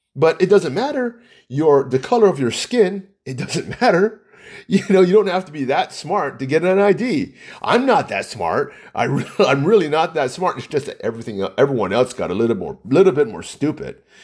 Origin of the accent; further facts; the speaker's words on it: Hawaii, United States; I'm from Hawaii. I'm hundred percent Chinese